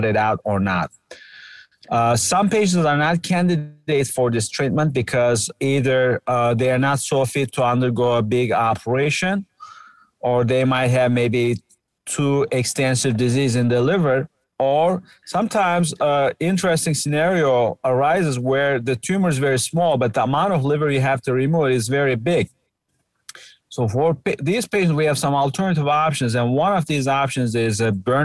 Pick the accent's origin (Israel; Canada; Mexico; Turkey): Turkey; moved away as an adult; also born or lived in United States; now in Cleveland, United States; I'm a Turkish American. I was born in Turkey and did my initial medical school and actually did a general surgery training there